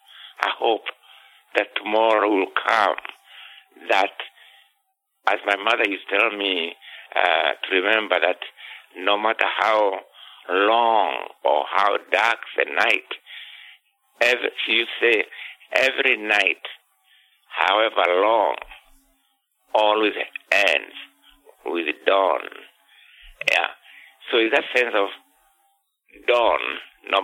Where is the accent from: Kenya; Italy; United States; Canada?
Kenya; moved away; I was born in 1938 in Kenya, which was a settler, a British colonial state